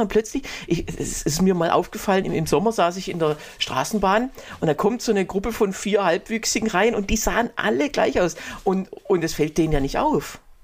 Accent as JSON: {"language": "German", "country": "Germany", "said": "bei uns in Deutschland"}